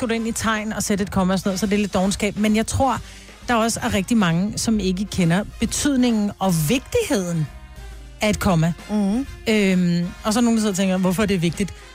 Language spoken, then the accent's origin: Danish; Bornholm, Capital Region of Denmark, Denmark; er fra Bornholm.